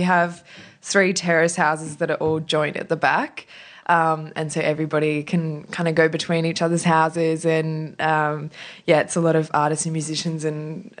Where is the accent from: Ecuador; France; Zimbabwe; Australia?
Australia; Sydney, New South Wales; I grew up on the northern beaches.